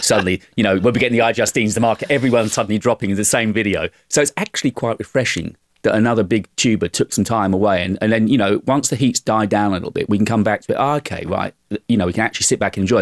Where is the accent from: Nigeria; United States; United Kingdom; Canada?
United Kingdom; accent: British; being British.